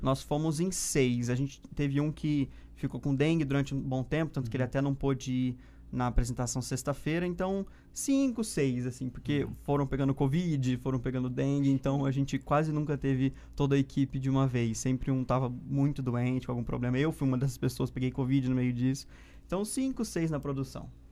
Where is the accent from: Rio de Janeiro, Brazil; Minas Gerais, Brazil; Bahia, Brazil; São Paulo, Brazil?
São Paulo, Brazil; Ribeirão Preto; also born or lived in Uberlândia; Ribeirão, que é onde eu nasci, cresci e aprendi a amar também a cidade